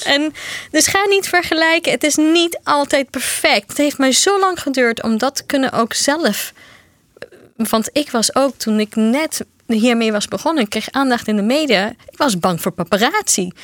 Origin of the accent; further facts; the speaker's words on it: Brazil; Dutch is a second language; now in Netherlands; Ik kom zelf uit Brazilië